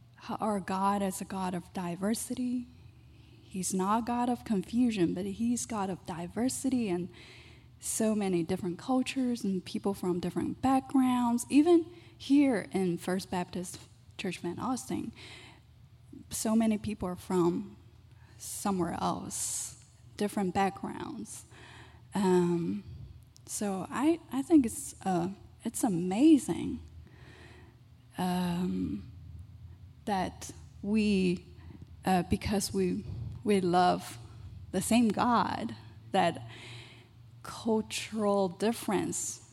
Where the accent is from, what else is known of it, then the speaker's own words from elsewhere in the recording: China; moved away; I was born and raised in China.